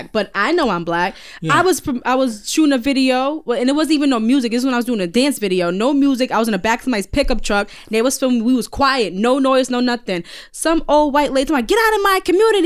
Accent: United States; We're American.

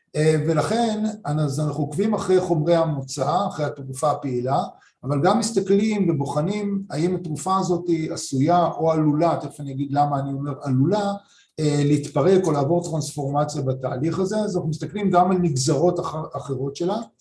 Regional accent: Rishon LeZion, Central District, Israel; אני גדלתי בראשון, עירוני לגמרי

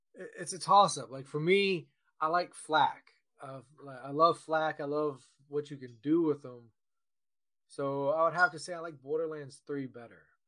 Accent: Virginia, United States; I was born and raised in Virginia

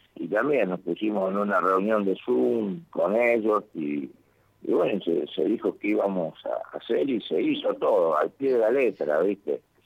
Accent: Argentina; now in Lima, Peru; como argentino

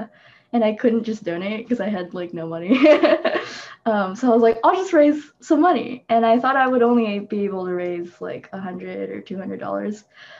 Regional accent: Philippines; I just wanted to donate to them too, because that's my home country. And it's a little bit harder to find reputable funds to donate to for the Philippines

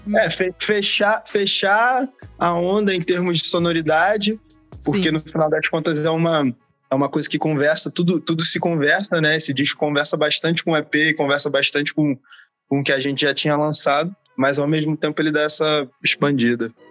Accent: Rio de Janeiro, Brazil; a gente é do Rio, a galera acha que a gente é da Bahia, mas a gente é do Rio

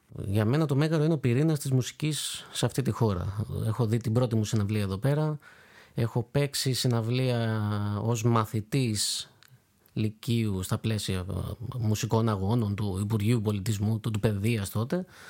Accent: Corfu, Ionian Islands, Greece; Είμαι από την Κέρκυρα

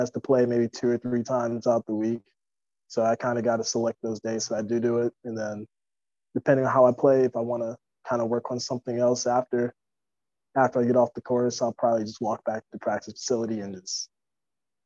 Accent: Michigan, United States; I'm from Michigan

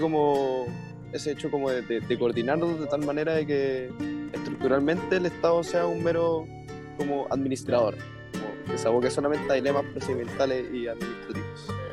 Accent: Santiago, Santiago Metropolitan Region, Chile; los tres somos santiaguinos

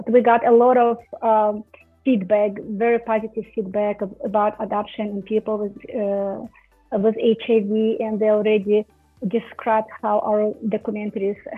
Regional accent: Russia; English is a second language; because I am from Russia, right?

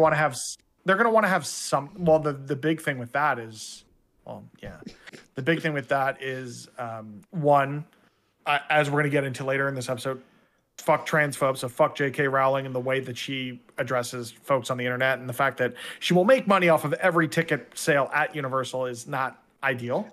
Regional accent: Canada; I'm sitting here as a Canadian

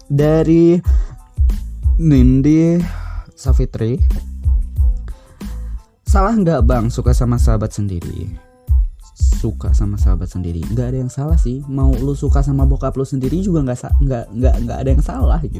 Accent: West Java, Indonesia; gue bukan orang Korea gitu aku mau orang Sunda jadi nggak ngerti bahasa Korea

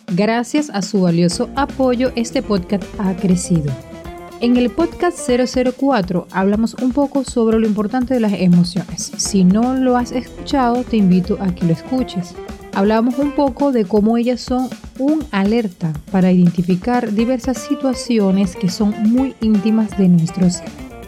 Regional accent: Venezuela; aquí en mi país, en Venezuela

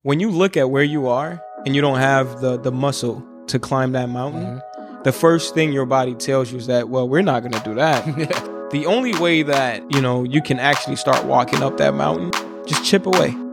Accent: Minnesota, United States; born or raised there; also born or lived in Congo

